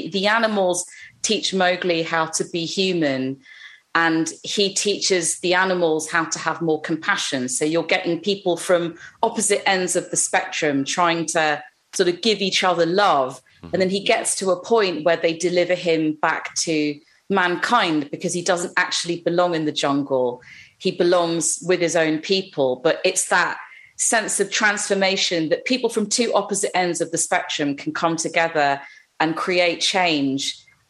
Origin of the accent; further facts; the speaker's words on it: London, United Kingdom; I grew up on the intersection of a very, very busy road that took you to the suburbs, which is where all of the Indian community that I grew up around were around.